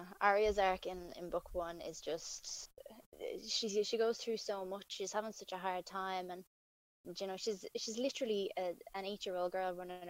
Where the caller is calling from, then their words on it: Ireland; Here from Ireland.